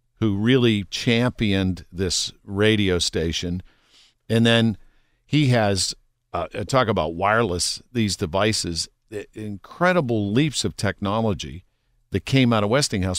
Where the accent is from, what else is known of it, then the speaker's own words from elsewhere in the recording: Pittsburgh, Pennsylvania, United States; growing up in Pittsburgh, my parents used to listen to Jack Bogut in the kitchen